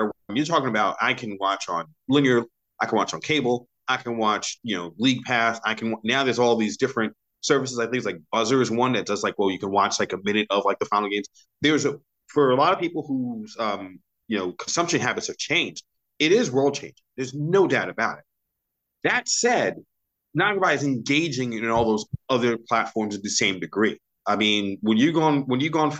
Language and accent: English; New York City, New York, United States; born and raised in New York City